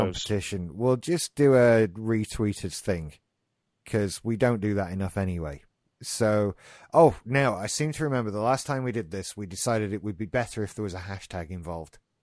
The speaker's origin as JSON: {"language": "English", "country": "United Kingdom", "said": "being British"}